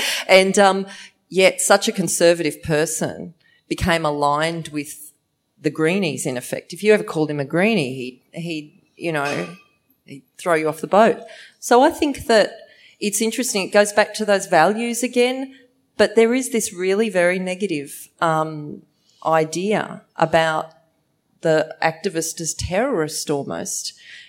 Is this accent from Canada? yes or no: no; Hervey Bay, Queensland, Australia; I grew up in Hervey Bay near Fraser Island, and my father was a charter boat operator.